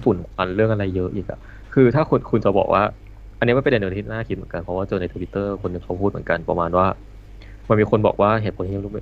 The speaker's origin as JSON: {"language": "Thai", "region": "Ang Thong", "country": "Thailand", "also_born_or_lived": "Yala (parents)", "moved": "yes", "lives_now": "Bangkok, Thailand"}